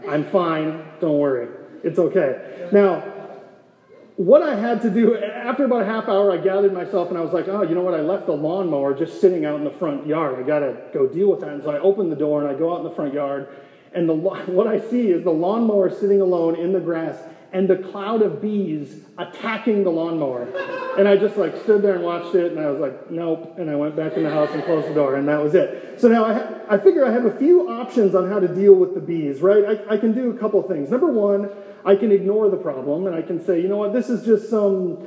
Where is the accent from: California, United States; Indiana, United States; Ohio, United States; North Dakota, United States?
North Dakota, United States; born or raised there; moved away as an adult; now in Gilbert, United States